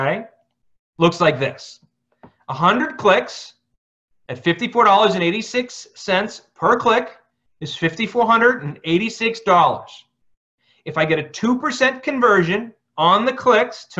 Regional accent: Scranton, Pennsylvania, United States; moved away as an adult; also born or lived in Phoenix, Arizona; I'm from Scranton

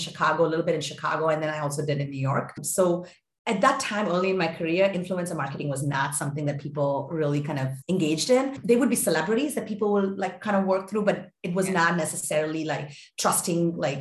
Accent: India; moved away as an adult; also born or lived in Boston; I grew up in India

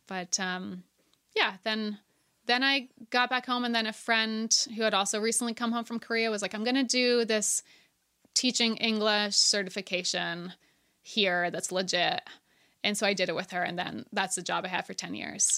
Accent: Ontario, Canada; moved away as an adult; now in Nova Scotia, Canada; I grew up in Ontario

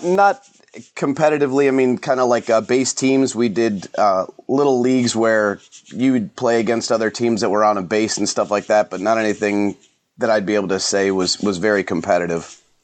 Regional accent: Elyria, Ohio, United States; also born or lived in Lorain, Ohio; I grew up over in Elyria and Lorraine area

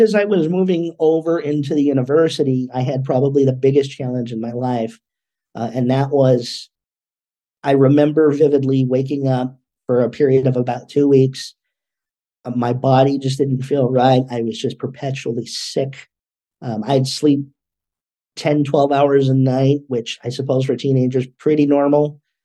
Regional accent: California, United States; also born or lived in Los Angeles, California; I was born in Los Angeles, California, here in the US. Uh, when I was about five, we moved up north a couple of hours just to a, a smaller community

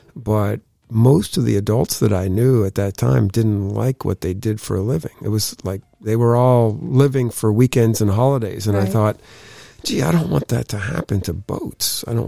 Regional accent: New York, United States; as a kid growing up in the Finger Lakes region of upstate New York, the Erie Canal was just at the bottom of my street.

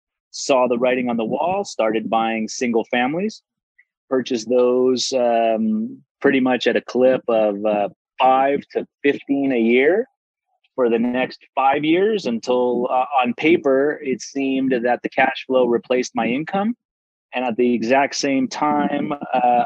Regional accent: Silicon Valley, California, United States; growing up in the Silicon Valley

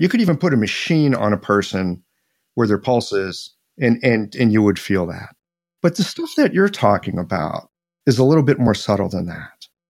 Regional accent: Midwest, United States; I'm this guy from the Midwest

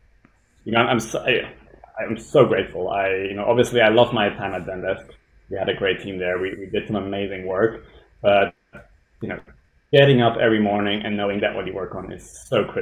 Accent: Switzerland; now in London, United Kingdom; I'm Swiss. I grew up in the Swiss countryside, tiny village, 200, 300 people or so

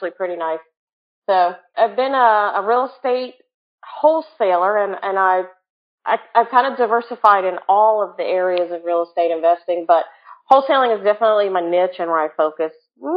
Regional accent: Jacksonville, Florida, United States; I'm from Jacksonville, Florida, which I like to call Freakville because there's a lot of freaky people in Jacksonville.

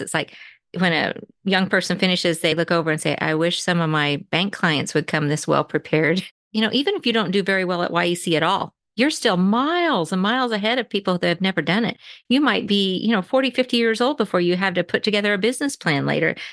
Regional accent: Manhattan, Kansas, United States; I grew up near Manhattan, Kansas. I went to school at Riley County High School

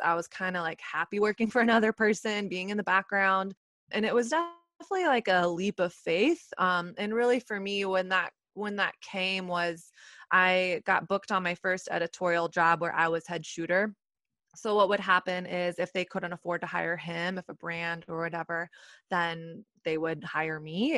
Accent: Texas, United States; moved away as an adult; now in New York City, United States; I'm from Texas

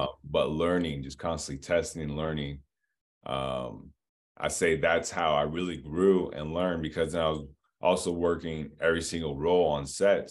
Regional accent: Diamond Bar, California, United States; also born or lived in Los Angeles; I was born in Los Angeles, um, but I grew up in Diamond Bar, California, in the, in, in Inland Empire, about, like, an hour out

